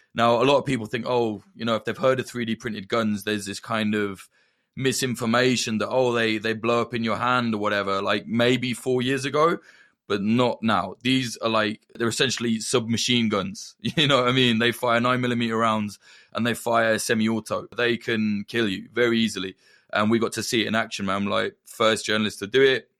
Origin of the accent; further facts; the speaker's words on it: Northamptonshire, East Midlands, United Kingdom; accent: Midlands; I'm from the North Ants.